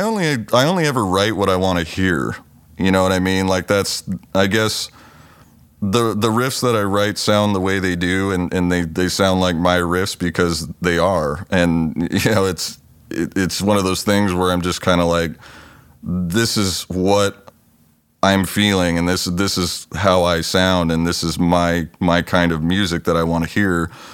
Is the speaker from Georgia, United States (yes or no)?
no; Los Angeles, California, United States; now in Pacific Northwest, United States; I grew up in California. I was born down in the L A area and spent most of my younger years down there